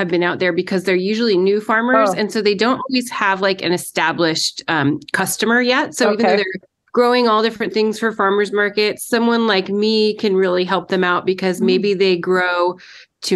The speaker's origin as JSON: {"language": "English", "area": "Mount Hood", "region": "Oregon", "country": "United States", "tie": "born or raised there", "said": "I grew up on Mount Hood"}